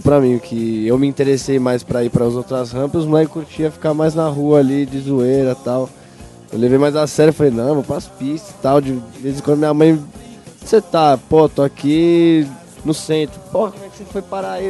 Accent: Santo André, São Paulo, Brazil; also born or lived in São Bernardo do Campo; Nasci em São Bernardo, mas morei depois em Santo André com a família ali

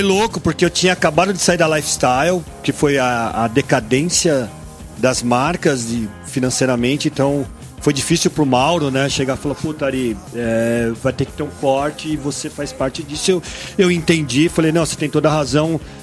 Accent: Brazil; sou brasileiro

